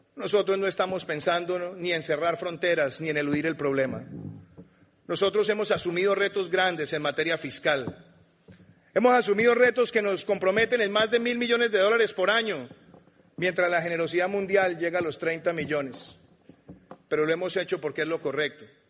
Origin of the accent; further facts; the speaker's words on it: Colombia; como colombiano.